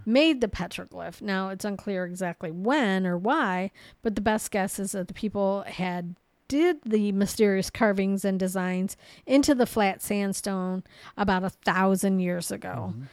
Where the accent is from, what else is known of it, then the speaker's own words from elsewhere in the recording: Ohio, United States; we're from Ohio